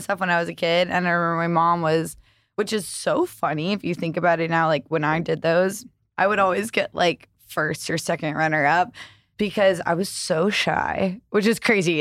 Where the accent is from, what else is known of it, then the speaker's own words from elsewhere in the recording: the South, United States; I grew up in the South